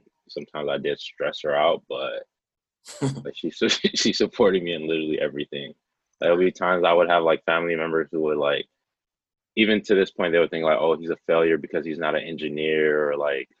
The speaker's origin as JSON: {"language": "English", "town": "Detroit", "region": "Michigan", "country": "United States", "tie": "born or raised there", "also_born_or_lived": "Guinea / California", "moved": "as an adult", "lives_now": "Los Angeles, United States", "said": "I was born in West Africa in Guinea. I was born in 94, lived there till I was 7, and then moved to Detroit in 2002, raised in Detroit"}